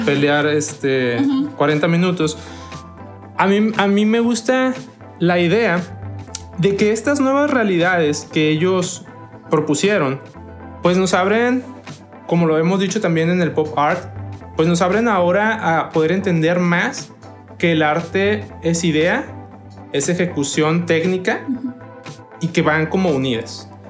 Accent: Mexico; para nosotros como mexicanos

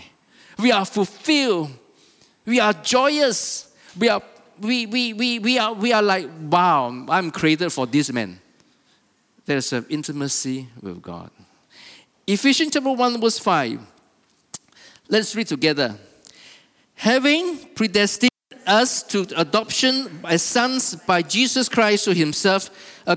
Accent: Kota Kinabalu, Sabah, Malaysia; I was born here in Kota Kinabalu, okay? And I lived my life. I went to school

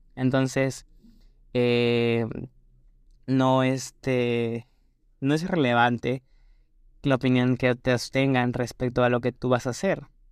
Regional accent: Peru; en mi país Perú

